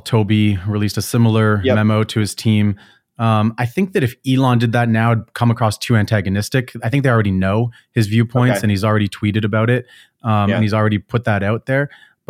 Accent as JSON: {"language": "English", "country": "Canada", "said": "I came from Canada, which is typically like that."}